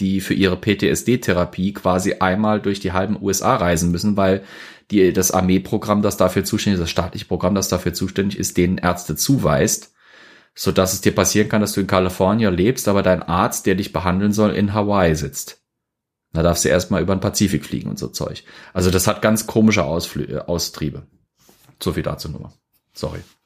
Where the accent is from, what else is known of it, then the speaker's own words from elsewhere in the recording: Germany; bei uns in Deutschland